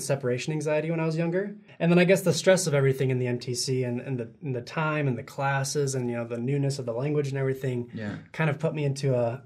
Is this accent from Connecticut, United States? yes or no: yes; Connecticut, United States; also born or lived in Sandy, Utah; lived in Connecticut basically my whole childhood.